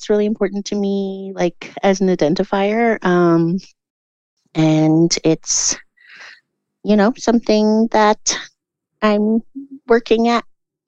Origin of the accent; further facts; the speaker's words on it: Prince George, British Columbia, Canada; also born or lived in Victoria; I grew up in Prince George originally, and then I went to Victoria and I did my undergrad in theater there